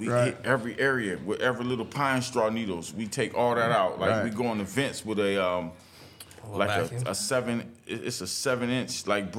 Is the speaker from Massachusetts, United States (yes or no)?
no; Youngstown, Ohio, United States; now in Cartersville, United States; You know, I'm from Ohio. I'm from Youngstown, Ohio.